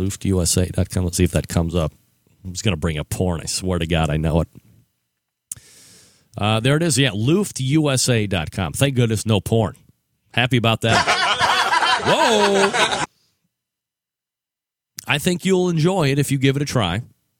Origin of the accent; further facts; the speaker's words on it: Cleveland, Ohio, United States; now in Columbus, United States; I grew up in Old Brooklyn, which is on Cleveland's near west side, for those that don't know, and relocated to CBUS in the late 1990s.